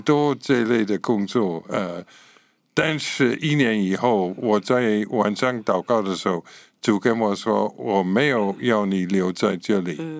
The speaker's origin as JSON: {"language": "Chinese", "region": "Scotland", "country": "United Kingdom", "second_language": "Chinese", "moved": "as an adult", "lives_now": "Taiwan", "said": "我是英国人哈，呃，其实是苏格兰人，所以可以说是英国人。 不能说我是英格兰人，哦。就是我是苏格兰人，就是英国的北部。一九六九年来到台湾，就是民国五十八年，然后在那个时候在这里十年，然后走了，然后这次回来十六年了"}